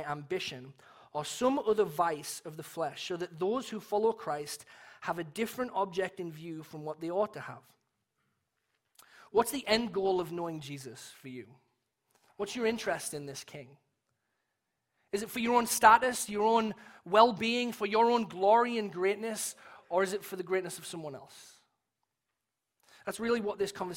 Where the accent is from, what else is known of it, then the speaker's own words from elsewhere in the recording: England, United Kingdom; as an Englishman